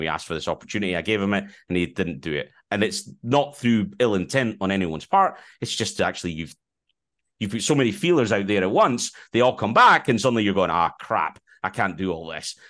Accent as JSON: {"language": "English", "town": "Edinburgh", "region": "Scotland", "country": "United Kingdom", "accent": "Scottish"}